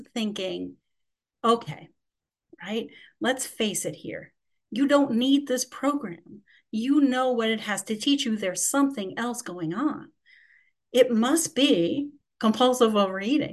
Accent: New York City, New York, United States; I'm from Queens, New York

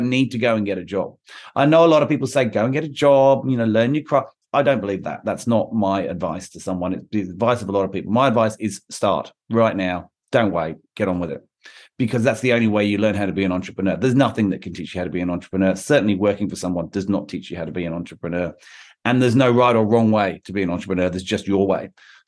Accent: London, United Kingdom; In London was obvious. I'm from London. I have contacts there.

